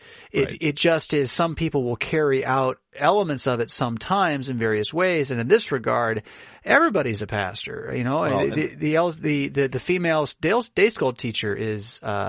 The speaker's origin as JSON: {"language": "English", "country": "United States", "said": "as an American"}